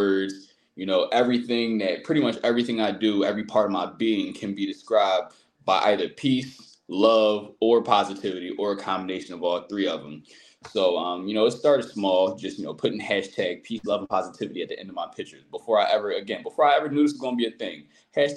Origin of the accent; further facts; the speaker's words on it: Philadelphia, Pennsylvania, United States; growing up, Philadelphia, I'm from Southwest Philadelphia